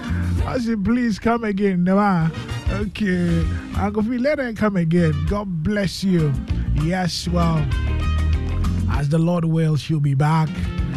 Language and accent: English; Nungua, Greater Accra, Ghana; from Nungwa.